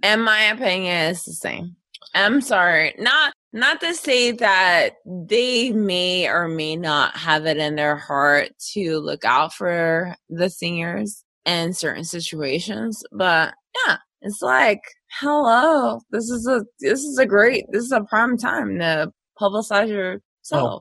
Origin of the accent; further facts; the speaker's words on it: Philadelphia, Pennsylvania, United States; I grew up in West Philadelphia